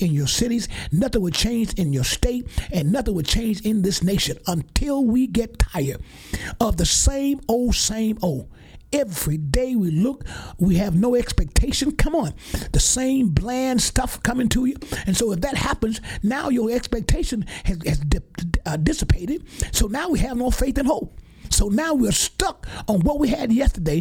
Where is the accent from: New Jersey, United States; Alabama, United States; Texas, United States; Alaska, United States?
Alabama, United States; Geiger; moved away; my hometown in Geiger, my home church, Mount Calvary, Missionary Baptist Church, where all of us grew up